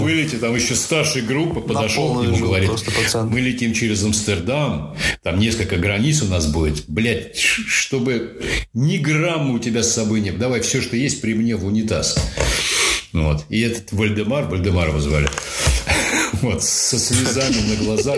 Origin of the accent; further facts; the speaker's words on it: Russia; я из России, я там был единственный из России